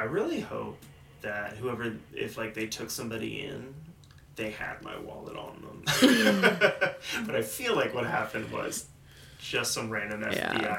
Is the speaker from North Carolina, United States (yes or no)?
yes; North Carolina, United States; I am from North Carolina, and that's where I'm going.